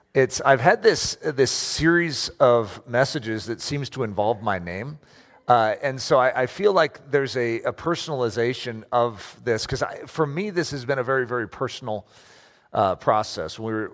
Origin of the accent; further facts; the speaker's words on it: United States; I have a name that is German, a middle name that is British, and I'm American.